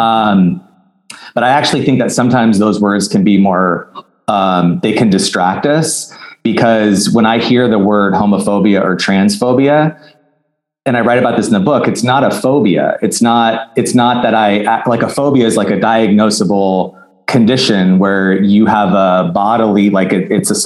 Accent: Arizona, United States; now in Los Angeles, United States; I live in Los Angeles, I'm from Arizona

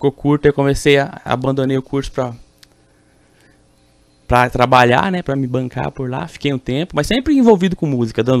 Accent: Bela Vista, Mato Grosso do Sul, Brazil; fui para Bela Vista, então eu me considero um belavistense. Quando pergunto pra mim onde você nasceu, eu nasci em Bela Vista.

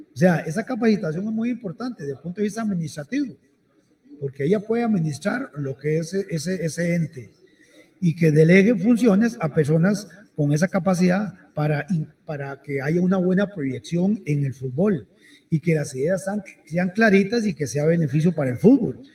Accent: Costa Rica; como ticos

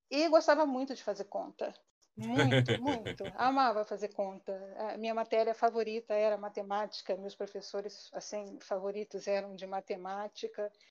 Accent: Rio de Janeiro, Brazil; Eu sou do Rio, sou carioca, mas a minha família é predominantemente mineira. Parte da minha família é de Juiz de Fora, minha família materna, minha família paterna é de Cambuquira, né?

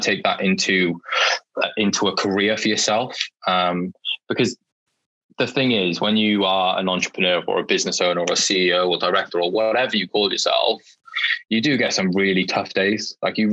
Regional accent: Welsh, Wales, United Kingdom; I'm a Welsh student

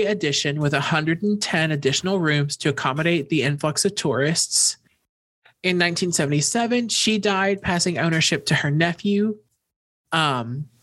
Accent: Texas, United States; Texans are taught things like this

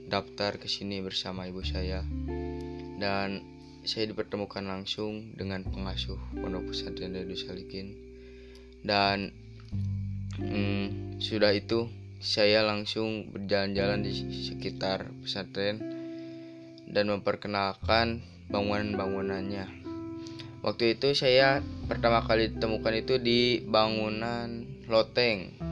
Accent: Banjarsari, Indonesia; Saya santri di sini sudah hampir tiga tahunan lah ada terus saya itu asal dari Banjarsari

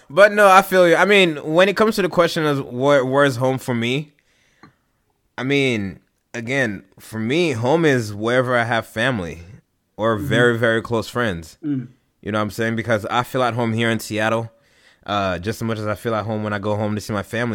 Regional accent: Haiti; Man, I moved around a whole lot. Shoot, bro. I've lived overseas. I don't even really know where to start with this. Like, where did I grow up? I've grown up in Haiti.

